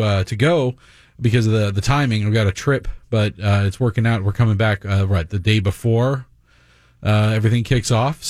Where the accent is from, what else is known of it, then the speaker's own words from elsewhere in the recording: South Florida, United States; now in Minnesota, United States; I grew up in South Florida, so all the canoeing I did as a kid was in the Everglades